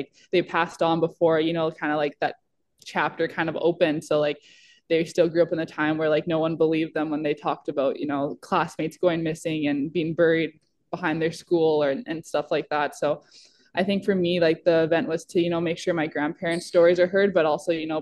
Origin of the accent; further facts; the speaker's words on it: Minnesota, United States; growing up in Minnesota